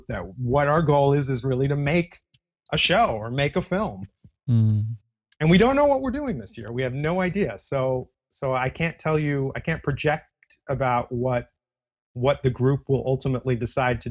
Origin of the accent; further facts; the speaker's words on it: Los Angeles, California, United States; now in New York City, United States; I'm actually from Los Angeles